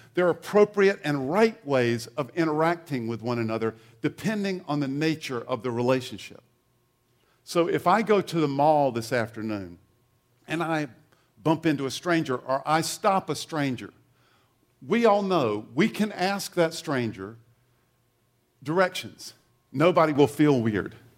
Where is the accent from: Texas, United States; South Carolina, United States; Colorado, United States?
South Carolina, United States; eastern; moved away; I grew up in uh, a small town in eastern South Carolina